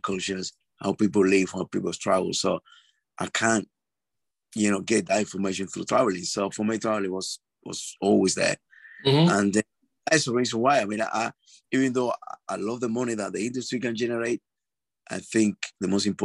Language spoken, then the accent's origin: English; Cuba; moved away as an adult; now in London, United Kingdom; I am originally from Cuba. I now based in the United Kingdom in London. I've been here for the last 20 years of my life.